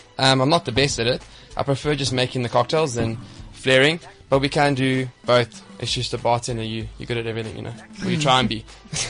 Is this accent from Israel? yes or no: no; South Africa; because I'm from South Africa